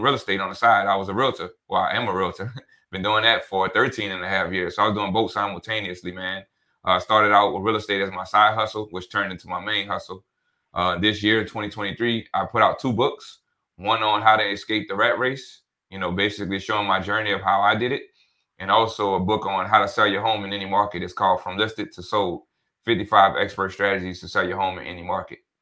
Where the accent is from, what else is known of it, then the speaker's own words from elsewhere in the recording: New Orleans, Louisiana, United States; also born or lived in Denton, Texas; born and raised in New Orleans.